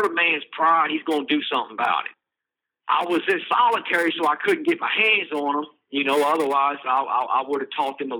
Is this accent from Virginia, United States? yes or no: yes; Charlottesville, Virginia, United States; Charlottesville, Virginia, which is my hometown